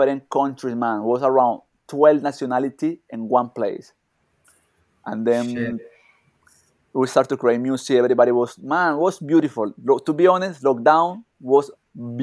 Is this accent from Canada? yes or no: no; Colombia; English is a second language; moved away as an adult; also born or lived in Dubai; now in India; I born in Colombia, but I not living there for many years